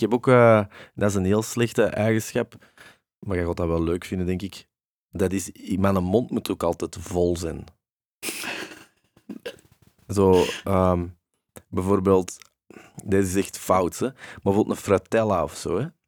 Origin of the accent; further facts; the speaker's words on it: Antwerp, Flanders, Belgium; de braderij in Deurne, hè, want dat is waar ik ben opgegroeid